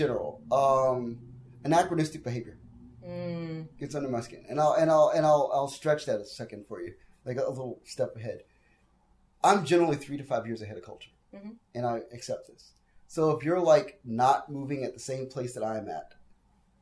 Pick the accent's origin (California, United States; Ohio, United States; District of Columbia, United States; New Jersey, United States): District of Columbia, United States; Washington; I'm from Washington, D.C.